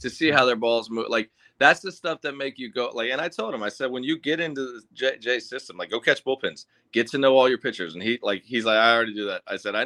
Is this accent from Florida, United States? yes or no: yes; Clearwater, Florida, United States; my hometown.